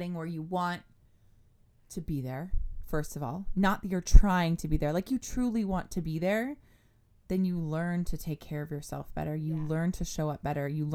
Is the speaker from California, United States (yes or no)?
yes; California, United States; now in Dallas, United States; I'm from California